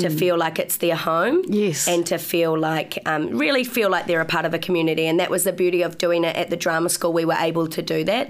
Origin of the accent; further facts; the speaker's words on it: Upper Hutt, Wellington, New Zealand; moved away as an adult; now in Wellington, New Zealand; I'm from Upper Hutt.